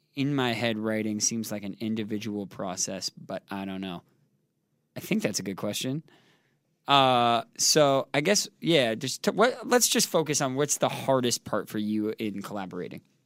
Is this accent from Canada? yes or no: yes; Canada; growing up in Canada